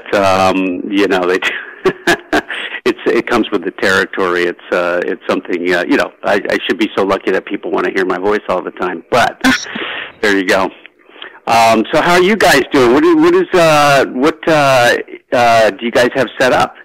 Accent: Baltimore, Maryland, United States; also born or lived in New York; now in California, United States; I'm from Baltimore originally

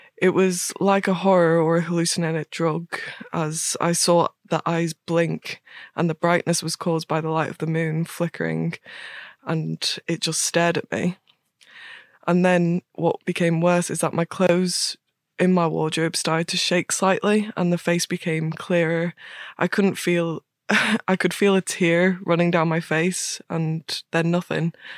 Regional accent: Northern Ireland, United Kingdom; I'm Northern Irish

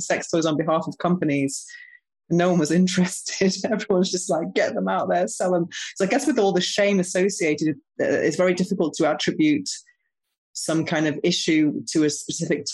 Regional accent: United Kingdom; now in Spain; I'm actually British

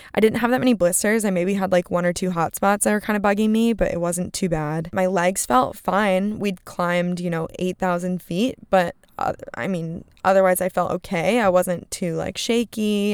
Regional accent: West Coast, United States; I am from the West Coast, and I am used to big West Coast mountains.

